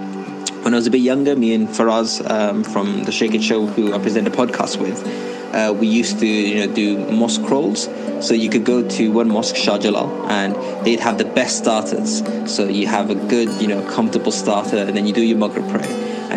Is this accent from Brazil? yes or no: no; Wales, United Kingdom; I'm from Wales in the United Kingdom.